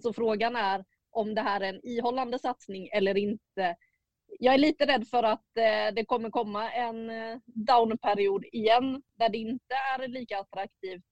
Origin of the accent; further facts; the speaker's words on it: Småland, Sweden; moved away; Jag är ju från södra Sverige men inte Skåne då va? Nej, Småland.